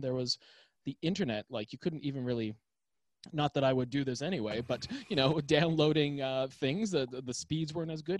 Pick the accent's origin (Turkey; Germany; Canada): Canada; Toronto, Ontario; moved away; I'm from Toronto, Canada